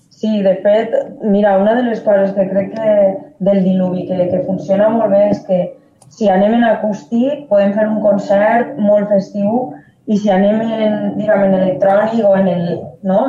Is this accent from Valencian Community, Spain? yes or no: yes; Valencian Community, Spain; som del País Valencià